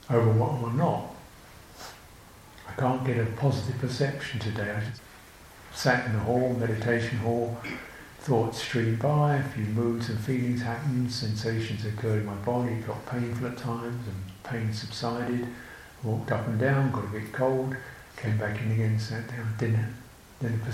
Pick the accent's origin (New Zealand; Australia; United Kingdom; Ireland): United Kingdom; I'm British, my country